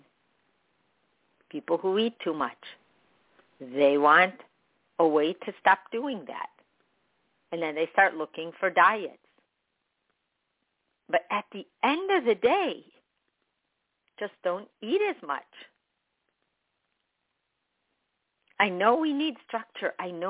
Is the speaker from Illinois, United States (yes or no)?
yes; Chicago, Illinois, United States; I was born in Chicago, but I'm Palestinian.